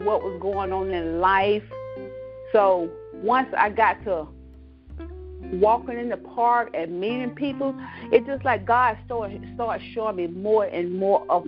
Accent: Cross Hill, South Carolina, United States; moved away as an adult; also born or lived in Long Island, New York; now in Georgia, United States; I was born in Long Island, New York in 1971. And I'm raised in Cross Hill, South Carolina, a country girl

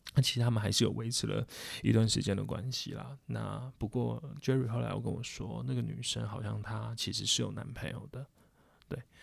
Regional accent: Taipei, Taiwan; 我们台北人，我们就回台北

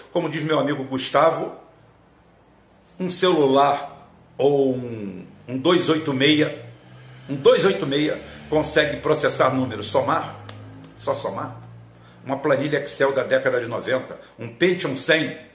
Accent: Galicia, Spain; Sou galego, galego é português do norte, tá? É acima de Portugal, tá lá aquela bico lá em cima, nós estamos ali, ali tudo.

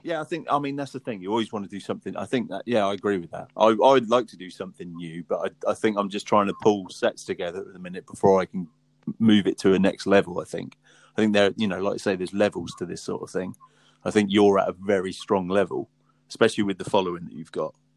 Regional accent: Southampton, South East England, United Kingdom; We're from Southampton

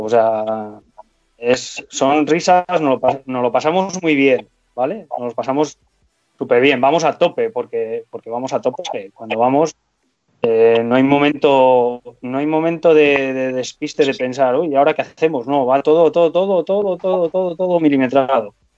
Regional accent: Spain; aquí en España

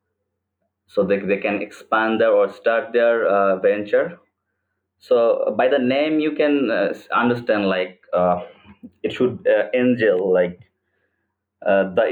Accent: Chittagong, Chittagong Division, Bangladesh; now in Dhaka, Bangladesh; I was born in Chittagong, a city in Bangladesh

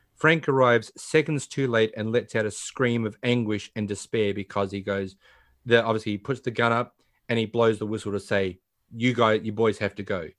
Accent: Australia; being an Australian

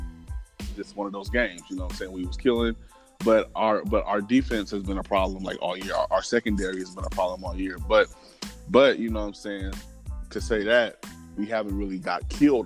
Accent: Portland, Oregon, United States; I'm from Portland

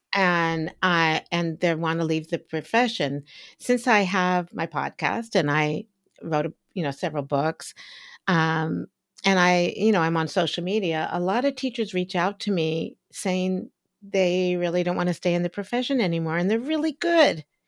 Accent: United States; I grew up in Washington, outside of Washington, D C during the civil rights movement

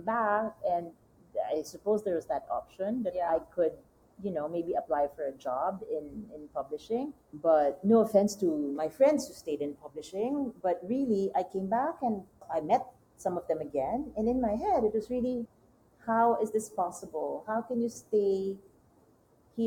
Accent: Manila, Metro Manila, Philippines; English is a second language; moved away as an adult; also born or lived in France; I'm from Manila, I'm from the city

